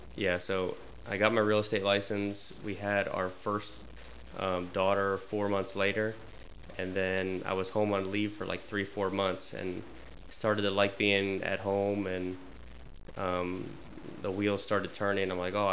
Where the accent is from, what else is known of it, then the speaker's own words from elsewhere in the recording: Winchester, Virginia, United States; also born or lived in Charles Town, West Virginia; So I moved to Winchester when I was two from Charlestown, West Virginia.